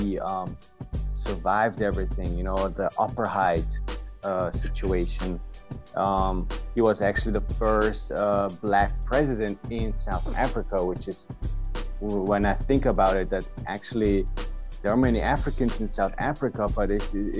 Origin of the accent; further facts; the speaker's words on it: Vienna, Austria; I'm from Austria. Austria, Vienna in Europe.